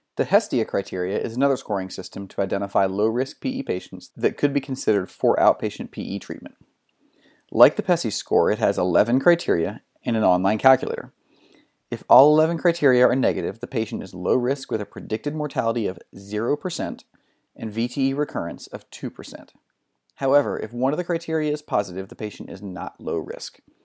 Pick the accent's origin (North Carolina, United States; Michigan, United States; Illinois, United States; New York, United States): North Carolina, United States; I grew up in North Carolina, and it's it's good to hear my, my kind of people